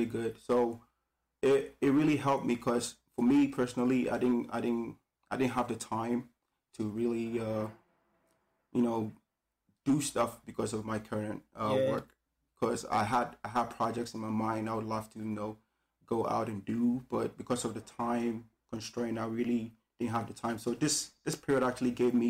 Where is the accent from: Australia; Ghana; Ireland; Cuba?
Ghana; now in Beijing, China; from Ghana, West Africa